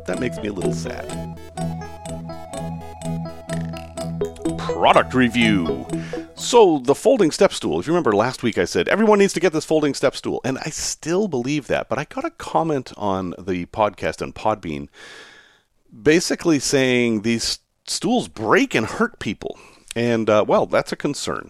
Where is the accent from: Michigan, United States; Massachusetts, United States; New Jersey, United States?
Massachusetts, United States; Salem; I grew up in Salem, Massachusetts